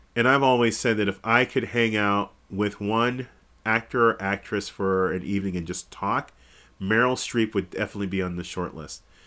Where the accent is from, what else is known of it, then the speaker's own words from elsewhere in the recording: Kansas City, United States; moved away; also born or lived in Texas; I'm not Texan. I'm from Kansas City